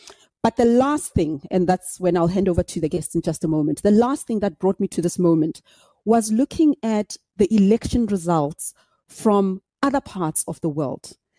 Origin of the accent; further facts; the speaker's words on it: South Africa; That was the pivotal moment for me as a South African.